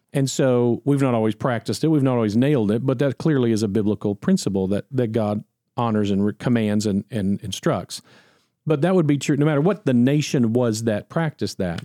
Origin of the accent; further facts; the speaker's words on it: United States; I'm an American